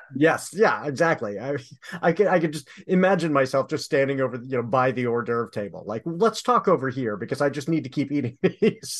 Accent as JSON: {"language": "English", "region": "Southern California", "country": "United States", "tie": "born or raised there", "moved": "yes", "said": "I grew up in Southern California where drive-bys were a thing"}